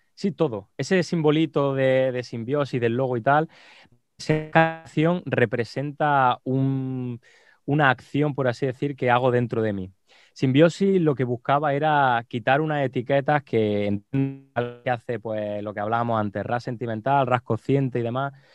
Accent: Jaén, Andalusia, Spain; moved away as an adult; now in Seville, Spain; Yo en mi, en mi provincia, en Jaén, que de allí es mi pueblito

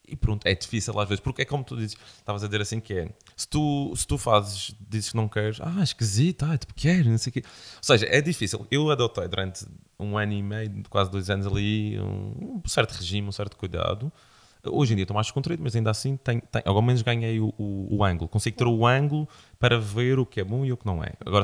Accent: Madeira, Portugal

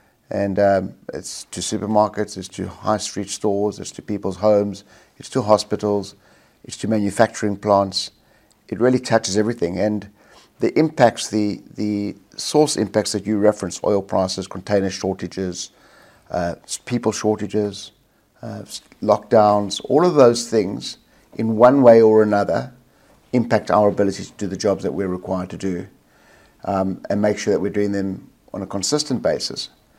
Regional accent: South Africa; moved away as an adult; now in Australia; South Africa, born and bred in South Africa, schooled, university, worked there for the first 7 or 8 years of my career, probably a little bit longer actually, before I moved to Australia.

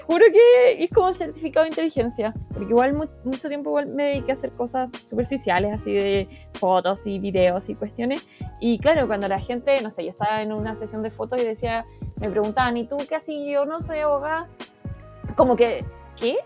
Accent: Temuco, Araucanía, Chile; moved away; yo soy de Temuco

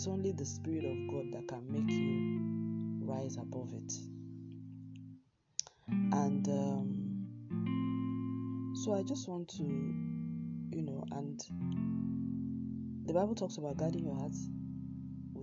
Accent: Nigeria; in my home country

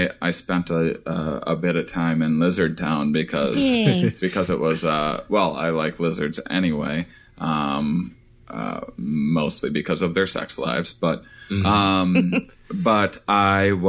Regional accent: Wisconsin, United States; moved away; I'm from Wisconsin originally

